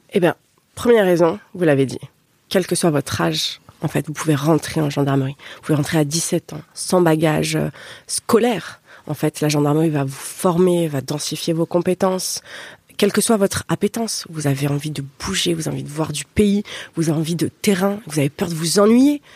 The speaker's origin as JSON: {"language": "French", "town": "Paris", "region": "Île-de-France", "country": "France", "moved": "as an adult", "said": "je suis francilienne. Hein, euh, même si j'ai quitté Paris après au euh, gré de ma carrière, voilà, moi, je, suis parisienne"}